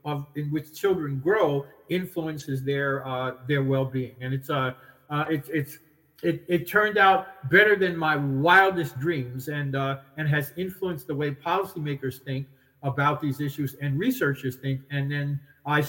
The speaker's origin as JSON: {"language": "English", "town": "New York City", "region": "New York", "country": "United States", "tie": "born or raised there", "said": "I grew up in New York City"}